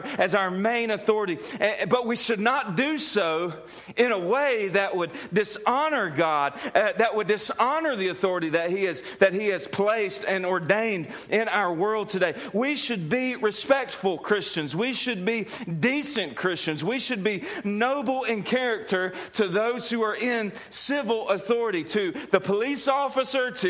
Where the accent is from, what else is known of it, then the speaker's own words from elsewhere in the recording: United States; who happens to be an American